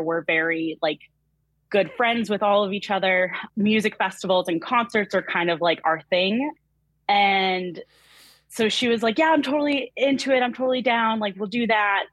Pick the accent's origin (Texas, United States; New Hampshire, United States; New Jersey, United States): New Hampshire, United States; I am from New Hampshire, so fellow New Englander over here